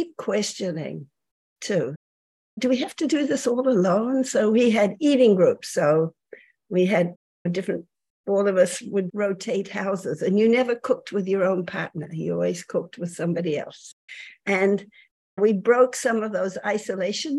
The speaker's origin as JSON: {"language": "English", "country": "New Zealand", "tie": "born or raised there", "moved": "as an adult", "said": "I'm from New Zealand originally. I came here at the end of the 60s"}